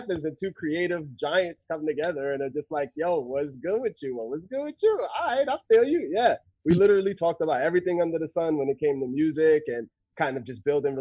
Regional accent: Jersey City, New Jersey, United States; now in Seattle, United States; I'm originally from Jersey City, New Jersey. I live in Seattle now.

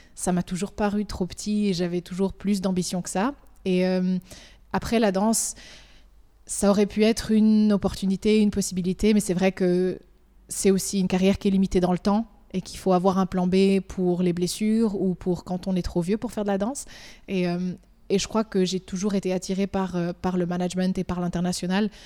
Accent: Valais, Switzerland; moved away as an adult; also born or lived in Lausanne; now in United Arab Emirates; je viens du Valais, de Montaix. J'ai grandi ici, j'ai fait toute mon école ici

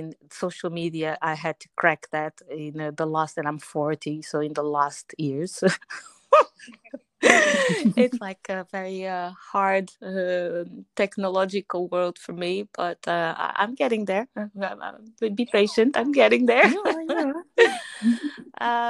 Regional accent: Portugal; I'm Portuguese, so I was born in Portugal, but I'm from Angolan descent

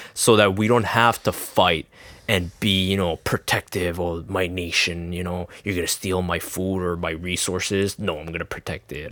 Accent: Quebec, Canada; I'm Canadian or Quebec

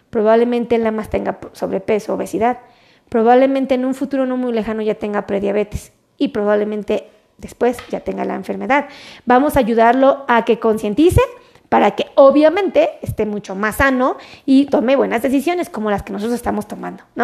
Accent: Querétaro, Mexico; Oh, no, pues yo soy de Querétaro, ¿no?

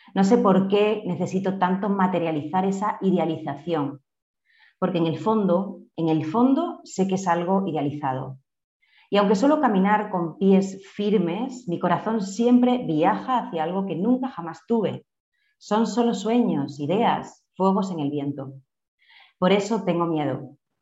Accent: Spain; moved away as an adult; now in Colombia; soy española, vengo de un contexto rural, eh, yo soy de un pueblito de unos 8.000 habitantes aproximadamente

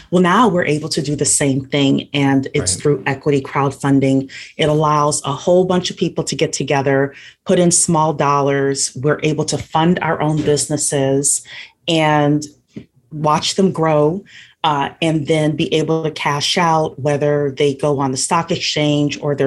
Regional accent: Louisiana, United States; moved away as an adult; also born or lived in Washington, D.C. area; I am from Louisiana. Originally, I came to the DC area

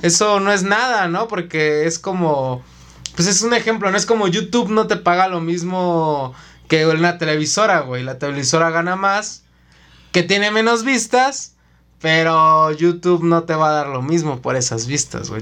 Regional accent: Mexico City, Mexico; Nosotros somos de la Ciudad de México.

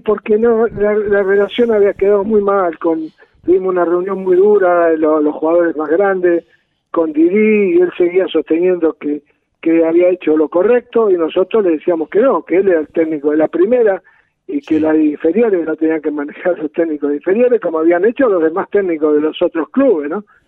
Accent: Las Parejas, Santa Fe, Argentina; also born or lived in Villa Urquiza, Buenos Aires; now in Buenos Aires, Argentina; de pibe, en las parejas, en mi pueblo, de chico

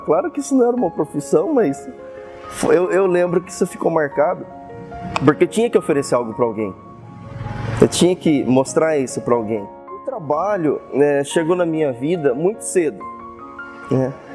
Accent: Osvaldo Cruz, São Paulo, Brazil; nasci aqui em Oswaldo Cruz mesmo. Sou filho de Oswaldo Cruz, né? Meus pais também nasceram aqui.

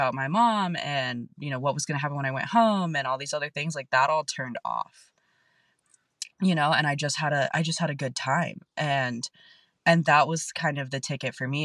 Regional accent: National City, California, United States; And I grew up in South San Diego. I grew up in National City.

